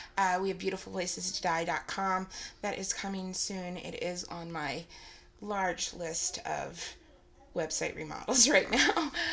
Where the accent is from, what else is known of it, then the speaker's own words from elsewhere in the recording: Norfolk, Virginia, United States; I was born in Norfolk, Virginia